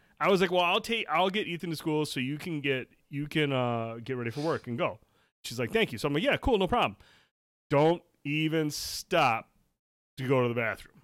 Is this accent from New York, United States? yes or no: no; Shields, Michigan, United States; I grew up in Shields.